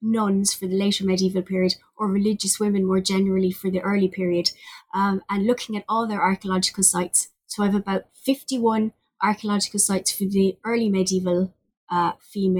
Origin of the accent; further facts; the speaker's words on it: Limerick, Munster, Ireland; also born or lived in Cork, Ireland; I'm a native of Limerick on the west coast of Ireland.